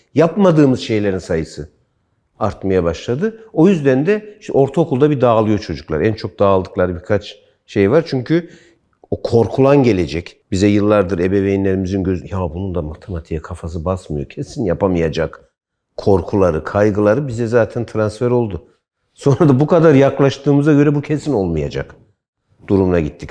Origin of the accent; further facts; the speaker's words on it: Kırşehir Province, Turkey; moved away; bizim köy Kırşehir'de işte Kızılırmağa yaklaşık 2-3 kilometre mesafede bir küçük dere var